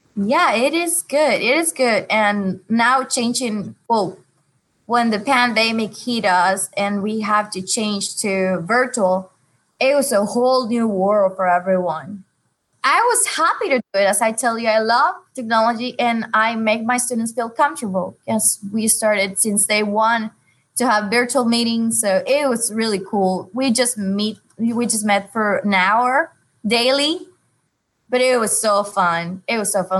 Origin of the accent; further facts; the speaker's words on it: Honduras; now in Dare County, United States; I'm from Honduras and I work for Dare County Schools at First Flight Elementary